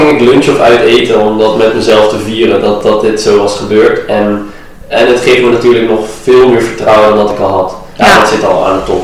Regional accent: Iran; in Azië, en eh, ik kom zelf uit Iran, daar is het ook niet altijd top.

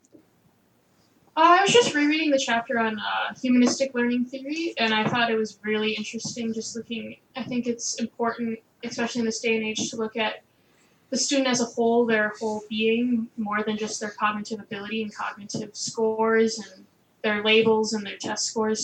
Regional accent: Eden Prairie, Minnesota, United States; I'm from Eden Prairie, Minnesota, which is a suburb just right by the Twin Cities

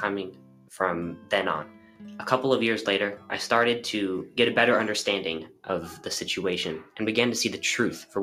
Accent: Los Angeles, California, United States; I grew up in Los Angeles

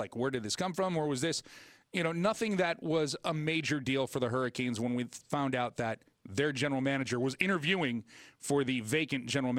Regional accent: Buffalo, New York, United States; moved away; I grew up in Buffalo, New York. So basically I'm an eighth Canadian.

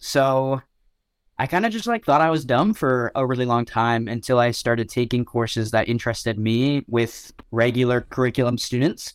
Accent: Ottawa, Ontario, Canada; I went to so many different schools growing up in Ottawa

